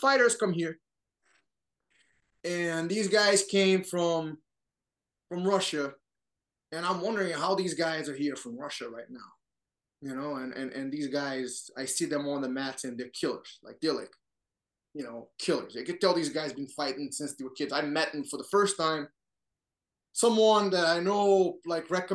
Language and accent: English; Rio de Janeiro, Brazil; also born or lived in United States (born); now in United States; I grew up in Brazil, Rio de Janeiro.